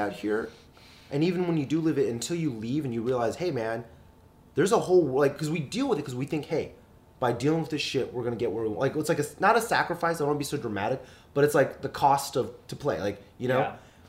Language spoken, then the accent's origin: English; Dallas, Texas, United States; now in Los Angeles, United States; I was born and raised in Dallas, yeah.